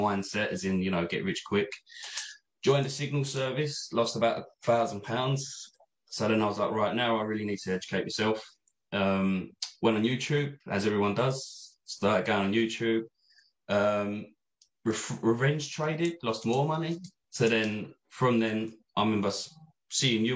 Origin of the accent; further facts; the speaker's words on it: Essex, East of England, United Kingdom; I'm from Essex, as you can probably tell